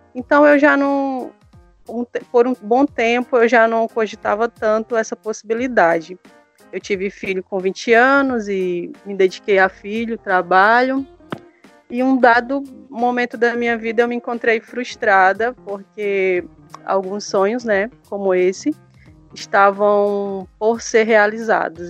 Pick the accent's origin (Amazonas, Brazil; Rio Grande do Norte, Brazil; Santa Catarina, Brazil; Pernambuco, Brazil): Amazonas, Brazil; Boca do Acre; sou amazonense